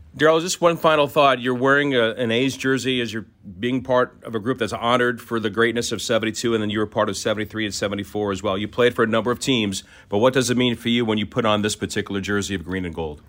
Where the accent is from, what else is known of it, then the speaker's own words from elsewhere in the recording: Orlando, Florida, United States; I grew up in Orlando